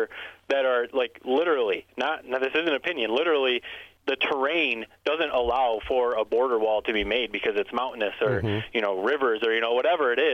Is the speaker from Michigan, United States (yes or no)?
yes; Corunna, Michigan, United States; moved away as an adult; also born or lived in Bristol, Connecticut; now in Charlotte, United States; I went to Corona my whole life, so that's where I'm from.